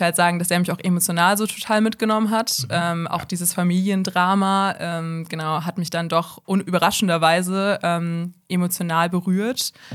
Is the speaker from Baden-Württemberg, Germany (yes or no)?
no; Bonn, North Rhine-Westphalia, Germany; ich bin 23 und ich komme aus Bonn